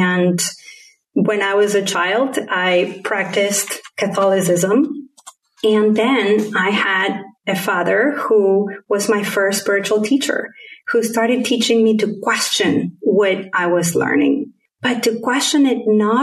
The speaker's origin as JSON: {"language": "English", "country": "Argentina", "tie": "born or raised there", "also_born_or_lived": "Caribbean / United States", "first_language": "Spanish", "second_language": "English", "moved": "yes", "said": "my particular accent is a combination of having been brought up in Argentina with Spanish as my first language, and then having lived in different countries in the Caribbean and in the US"}